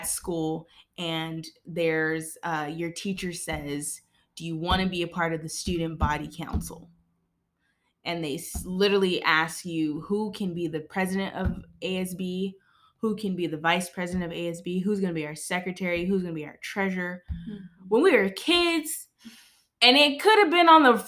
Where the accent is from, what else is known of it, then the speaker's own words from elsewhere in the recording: Moreno Valley, California, United States; when we grew up in Moreno Valley, we were in a community that was a baby